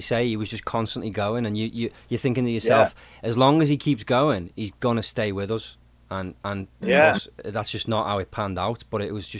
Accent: Liverpool, North West England, United Kingdom; now in Halifax, Canada; I'm from Liverpool originally in the UK

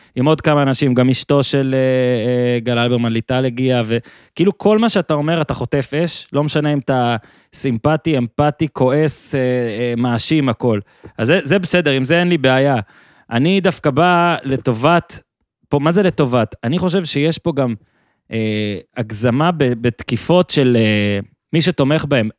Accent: Moshav in northern Israel, Northern District, Israel; אני ממושב בינמי, מאיפה שאני עכשיו מדבר איתך גם, זה צפון

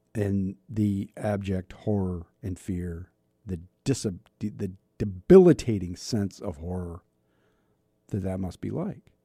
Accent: South Dakota, United States; my home state, my much loved state of South Dakota

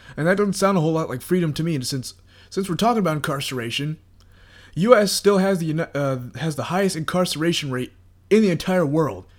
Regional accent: United States; I'm an American, I live in the United States

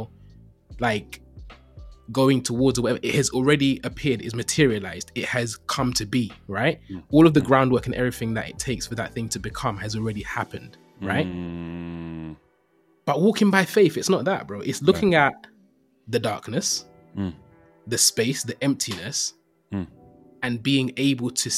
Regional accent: London, United Kingdom; Born and raised in East London

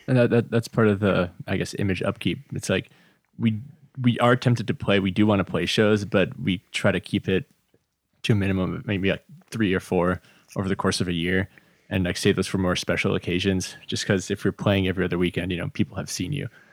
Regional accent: Redmond, Washington, United States; also born or lived in Slovakia; I grew up just, uh, over in Redmond, basically where we are

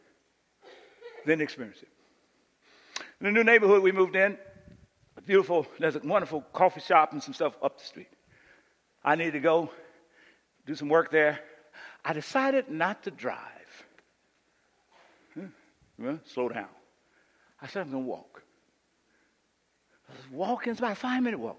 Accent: Boston, Massachusetts, United States; moved away; I'm from Boston

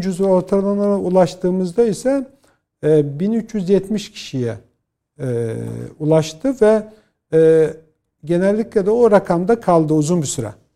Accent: Bolu Province, Turkey; born or raised there

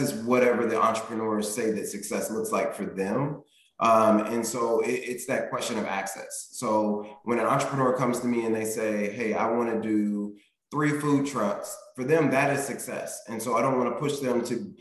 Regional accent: Indianapolis, Indiana, United States; moved away as an adult; now in Cincinnati, United States; I was born and raised in Indianapolis

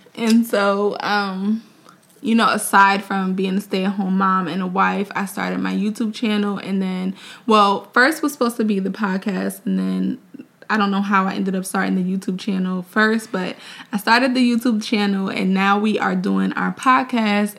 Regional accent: Mount Vernon, New York, United States; also born or lived in Orangeburg, South Carolina; we are both from New York. He's from Buffalo. I'm from Mount Vernon

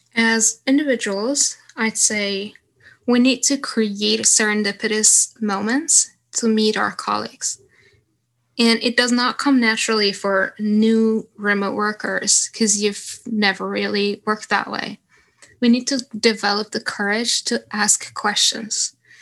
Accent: Stockholm, Stockholm County, Sweden; when I was in my hometown in Stockholm

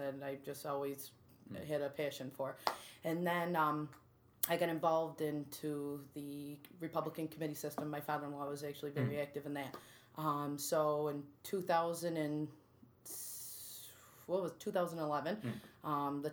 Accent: Utica, New York, United States; I grew up in North Utica.

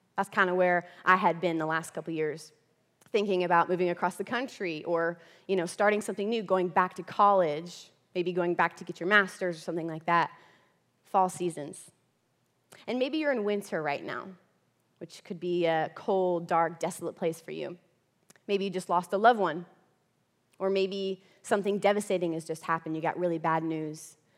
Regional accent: central Florida, United States; moved away as an adult; also born or lived in Texas; now in Kentucky, United States; I am from Florida, okay? That's where I grew up originally, okay? Florida girl, center Florida

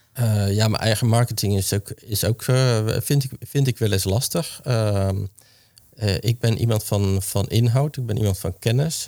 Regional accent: Hoeksche Waard, South Holland, Netherlands; ik ben geboren en getogen in de Hoekse Waard

